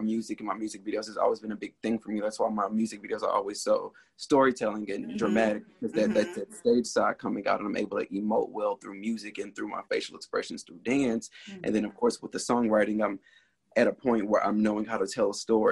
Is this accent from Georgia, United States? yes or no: yes; Decatur, Georgia, United States; also born or lived in Atlanta, Georgia; born in Southwest Atlanta, and then I moved to Decatur. So most of my upbringing is in Decatur